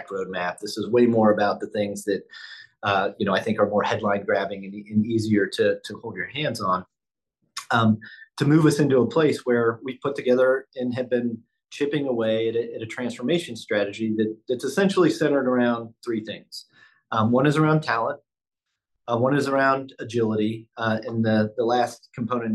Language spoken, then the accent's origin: English; Midwest, United States; now in Buffalo, United States; I grew up in the Midwest